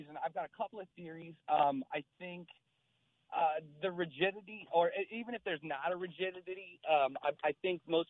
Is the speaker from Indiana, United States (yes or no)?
yes; Indiana, United States; now in Baltimore, United States; I grew up in Indiana